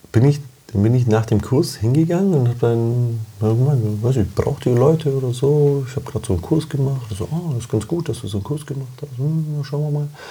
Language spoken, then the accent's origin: German; Germany; also born or lived in Romania; ich bin gebürtig aus Rumänien und kann die Sprache noch, mhm. bin aber 25 Jahre in Deutschland aufgewachsen